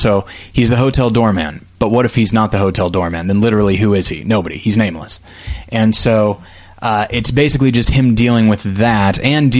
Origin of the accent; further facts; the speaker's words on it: Taft, California, United States; I'm from Taft, again? California.